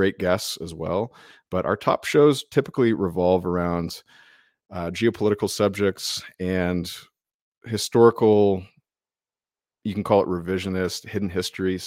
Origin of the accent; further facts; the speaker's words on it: United States; we're American